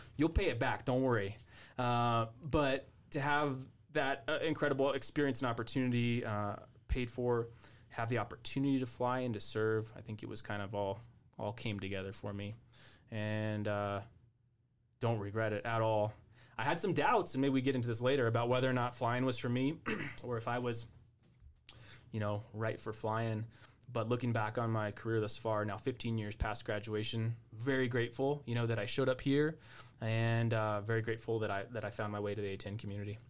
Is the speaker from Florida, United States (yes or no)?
no; Albuquerque, New Mexico, United States; now in Colorado, United States; I'm from Albuquerque